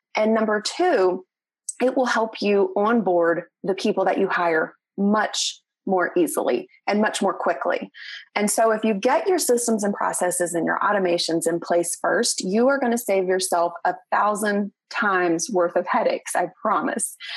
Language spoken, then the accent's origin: English; Southern West Virginia, United States; moved away as an adult; now in Northeast Tennessee, United States; I am a West Virginia raised girl, and I am super proud of my home state